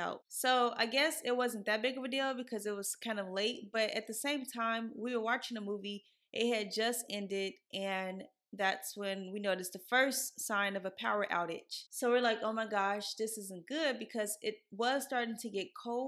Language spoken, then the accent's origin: English; Midwest, United States; now in Texas, United States; I grew up in the Midwest, so I'm used to like mountains of snow